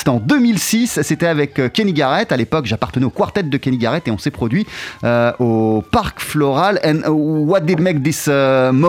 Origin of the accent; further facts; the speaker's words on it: Venezuela; French is a second language; je suis né, j'ai grandi au Venezuela.